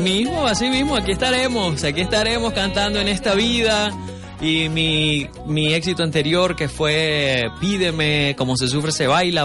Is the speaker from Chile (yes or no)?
no; Venezuela; also born or lived in Miami; venezolano. Ahora vivo entre Venezuela y un ratito por Miami también